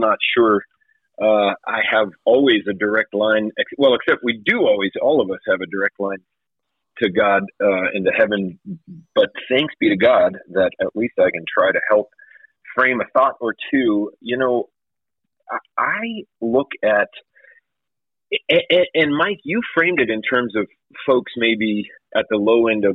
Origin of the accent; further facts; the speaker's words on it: Canada; now in United States; I'm from Canada